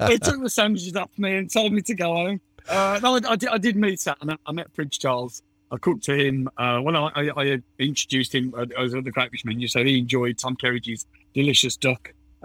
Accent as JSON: {"language": "English", "country": "United Kingdom", "said": "I'm British"}